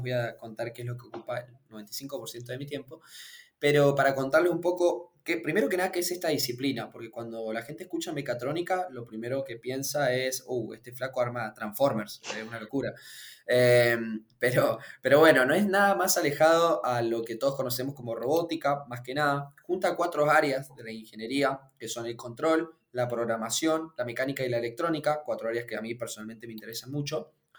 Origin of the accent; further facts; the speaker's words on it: Mendoza, Argentina; yo soy de Mendoza, como tal vez noten por el acento